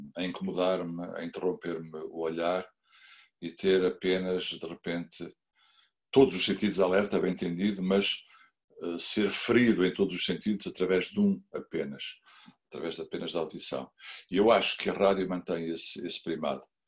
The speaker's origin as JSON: {"language": "Portuguese", "town": "Figueira da Foz", "region": "Centro", "country": "Portugal", "said": "eu sou da Figueira da Foz"}